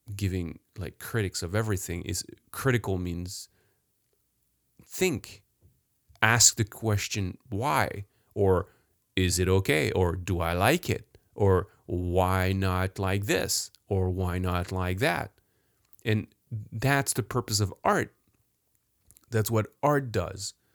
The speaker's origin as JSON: {"language": "English", "town": "Paris", "region": "Île-de-France", "country": "France", "tie": "born or raised there", "said": "I was born in France, grew up in France, even worse, in Paris, downtown Paris"}